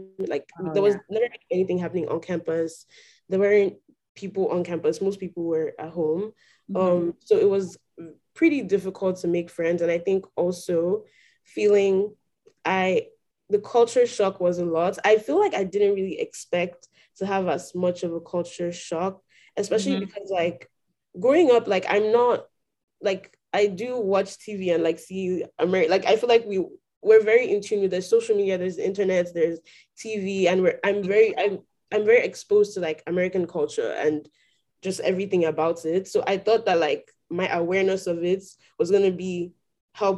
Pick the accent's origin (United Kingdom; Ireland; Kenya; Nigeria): Nigeria; moved away as an adult; now in Houston, United States; I grew up in Nigeria